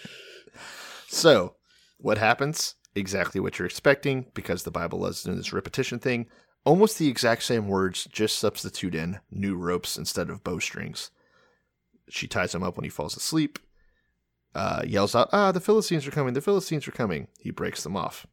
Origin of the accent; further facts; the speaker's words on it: Texas, United States; I'm from Texas.